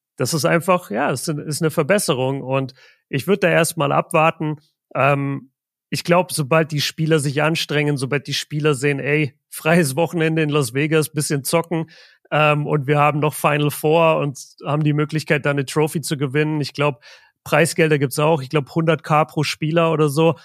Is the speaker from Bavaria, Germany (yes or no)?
yes; Nuremberg, Bavaria, Germany; bei uns in Nürnberg